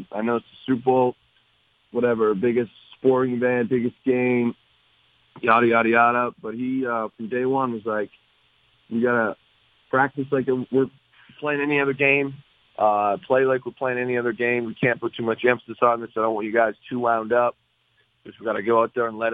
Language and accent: English; LaSalle, Ontario, Canada; moved away; I went back home to Windsor LaSalle